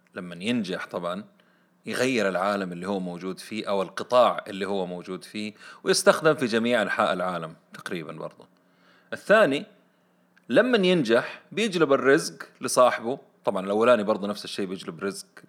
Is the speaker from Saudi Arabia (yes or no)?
yes; Saudi Arabia; عندنا في السعودية